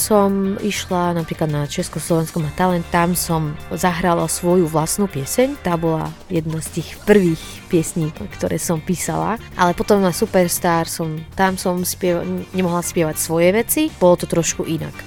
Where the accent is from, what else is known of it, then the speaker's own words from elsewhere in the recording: Syria; Slovak is a second language; also born or lived in Lebanon / Banská Bystrica, Slovakia; now in Slovakia; ja sa pochádzam zo Sýrie a prišla som na Slovensku za ocina lekára